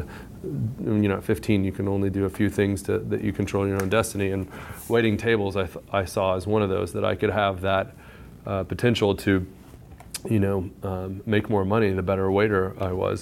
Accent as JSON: {"language": "English", "town": "San Angelo", "region": "Texas", "country": "United States", "tie": "born or raised there", "said": "I grew up in Texas, in West Texas, or really central Texas, central West Texas. Little small town farm and ranch community called San Angelo"}